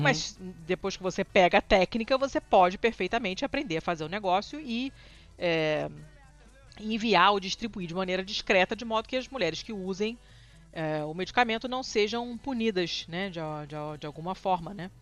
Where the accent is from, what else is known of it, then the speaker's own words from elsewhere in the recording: Brazil; a gente é brasileiro